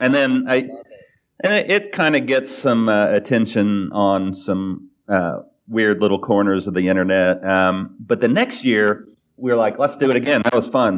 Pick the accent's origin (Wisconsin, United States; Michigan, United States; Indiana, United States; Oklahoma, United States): Oklahoma, United States; growing up in Oklahoma and being Baptist growing up and right wing